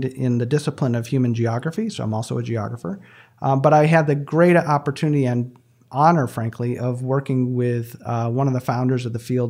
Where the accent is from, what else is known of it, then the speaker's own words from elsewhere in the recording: just south of East Lansing, Michigan, United States; I grew up right in the middle of my palm, just south of East Lansing, Michigan. I grew up on a 79-acre farm